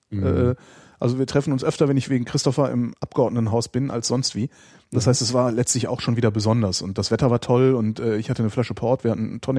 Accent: Frankfurt, Hesse, Germany; Ich komme aus Frankfurt

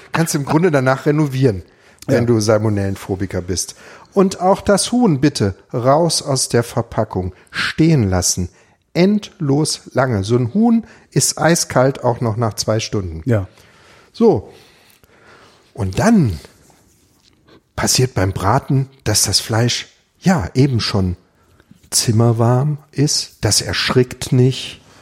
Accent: Ravensburg, Baden-Württemberg, Germany; das ist meine Heimatstadt

